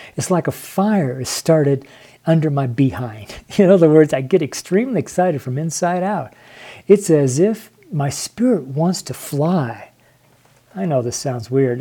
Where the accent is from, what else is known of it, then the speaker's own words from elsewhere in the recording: Reno, Nevada, United States; I'm from Reno, Nevada